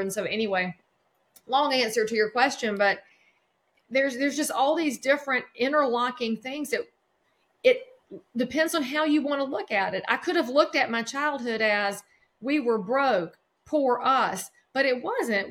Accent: just outside of Charlotte, North Carolina, United States; I live right now in the county where I grew up in North Carolina, just outside of Charlotte

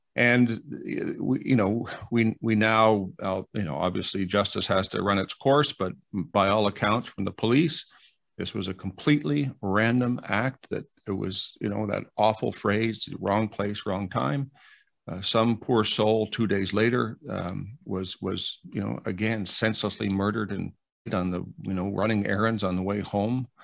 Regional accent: Canada; I'm ashamed as a Canadian

